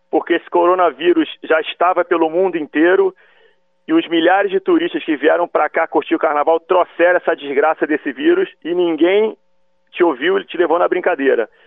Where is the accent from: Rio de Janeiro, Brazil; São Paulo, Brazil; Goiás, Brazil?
Rio de Janeiro, Brazil; que também sou carioca.